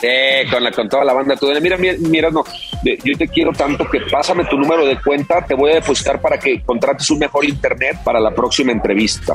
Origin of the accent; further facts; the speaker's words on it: León, Guanajuato, Mexico; Yo soy de León